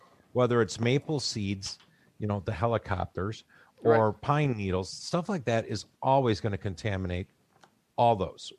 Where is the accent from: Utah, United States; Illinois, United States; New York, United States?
Illinois, United States; Chicago; accent: Chicago; my Chicago accent's going to kick in.